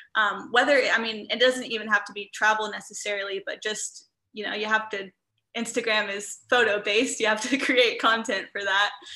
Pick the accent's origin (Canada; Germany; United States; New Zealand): United States; Midwest; growing up in the Midwest where I'm surrounded by cornfields